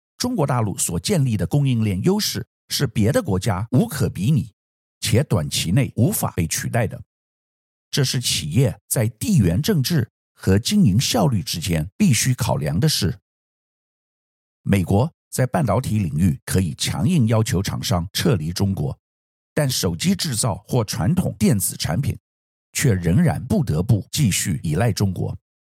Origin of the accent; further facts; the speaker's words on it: Taiwan; 我们作为台湾人，必须了解这个趋势